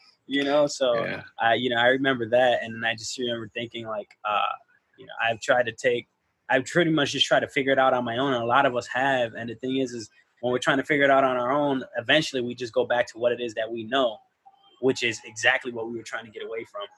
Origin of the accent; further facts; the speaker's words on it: Chicago, Illinois, United States; I'm from Homer Park, so it was all, you know, insanes and maniacs